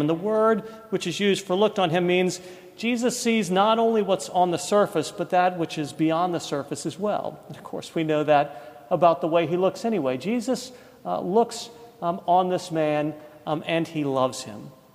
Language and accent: English; East Coast, United States; moved away as an adult; now in Birmingham, United States; we grew up on the East Coast